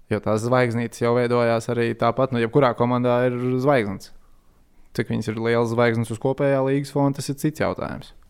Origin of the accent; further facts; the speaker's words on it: Latvia; jā, es esmu no Latvijas. Es fanoju par Latvijas hokeja izlasi.